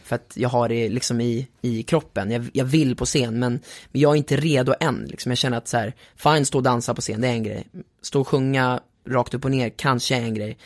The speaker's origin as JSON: {"language": "Swedish", "country": "Sweden", "said": "då kom jag som svensk"}